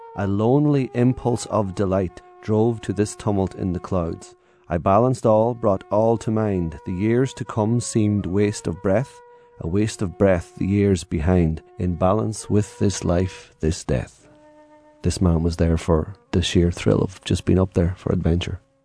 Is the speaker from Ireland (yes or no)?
yes; Ireland; Growing up in Ireland